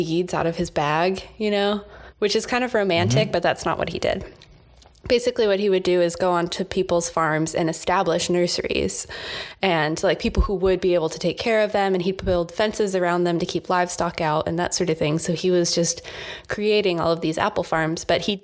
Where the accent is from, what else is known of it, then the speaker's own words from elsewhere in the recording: United States; we are American